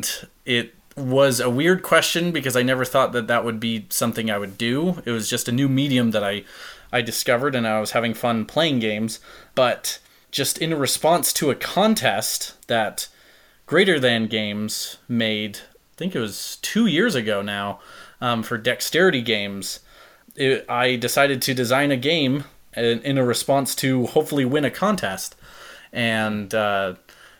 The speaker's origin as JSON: {"language": "English", "town": "Provo", "region": "Utah", "country": "United States", "said": "I'm from Provo, Utah"}